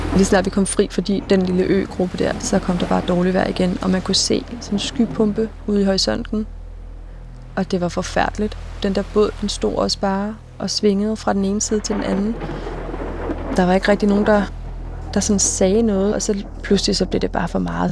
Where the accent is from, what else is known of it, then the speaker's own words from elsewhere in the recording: Denmark; hvor man er født og opvokset i Danmark